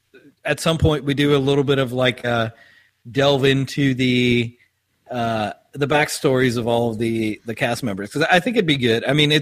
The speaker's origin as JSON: {"language": "English", "country": "South Africa", "also_born_or_lived": "Oklahoma, United States", "moved": "yes", "lives_now": "United States", "said": "he knew I was from South Africa"}